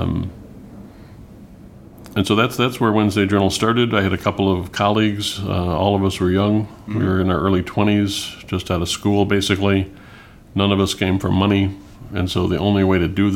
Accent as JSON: {"language": "English", "town": "Oak Park", "region": "Illinois", "country": "United States", "tie": "born or raised there", "said": "I grew up in Oak Park, and I grew up here"}